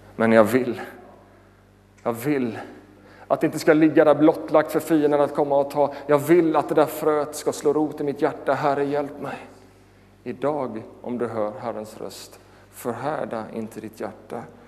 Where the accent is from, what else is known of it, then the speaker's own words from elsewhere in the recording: Sweden; Jag är född i Småland